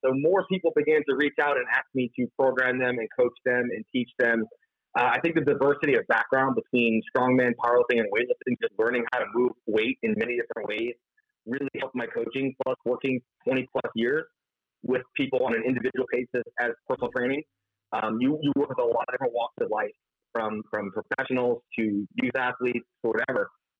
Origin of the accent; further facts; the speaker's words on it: Florida, United States; I'm from South Florida, and everyone picks up the fact, like, you sound like this California surfer dude, you say, and I thought Florida.